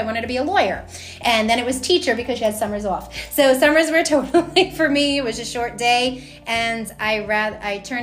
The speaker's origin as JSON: {"language": "English", "town": "New York City", "region": "New York", "country": "United States", "tie": "born or raised there", "moved": "as an adult", "lives_now": "Mooresville, United States", "said": "I was born and raised on Staten Island"}